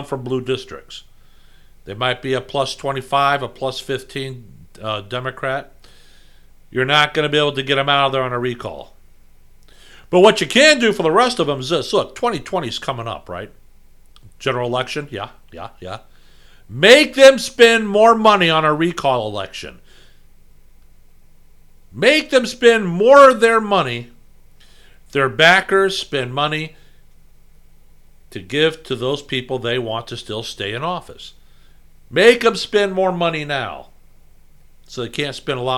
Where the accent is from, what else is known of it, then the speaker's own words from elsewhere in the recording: United States; I was born in America